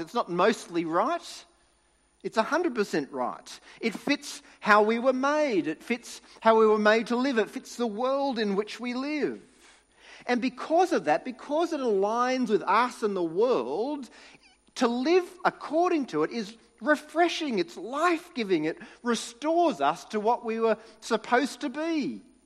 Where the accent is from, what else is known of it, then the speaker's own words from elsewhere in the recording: New South Wales, Australia; moved away; I grew up in New South Wales